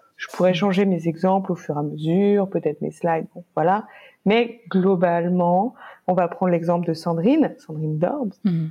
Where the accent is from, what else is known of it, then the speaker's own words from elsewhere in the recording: France; on est français.